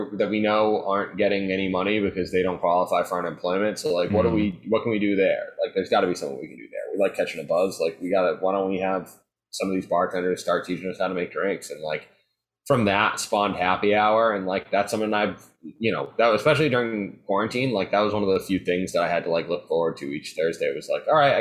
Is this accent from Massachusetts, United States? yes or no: yes; Marion, Massachusetts, United States; moved away; I'm from Marion, which is a town near Cape Cod